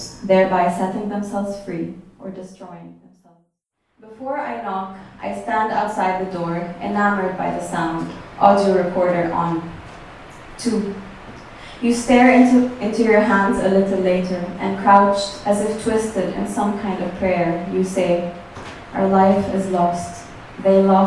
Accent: Egypt; moved away as an adult; also born or lived in Cairo; now in New York, United States; I'm from Egypt. I moved here 5 years ago to do a master's in arts journalism.

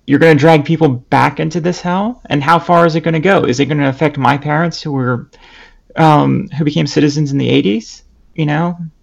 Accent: Lebanon; I'm bi trans Lebanese

